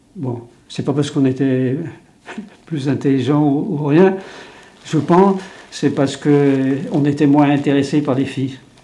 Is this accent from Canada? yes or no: no; Brittany, France; first language Breton; French is a second language; Je parlais que breton à 6 ans. Je parlais pas un mot de français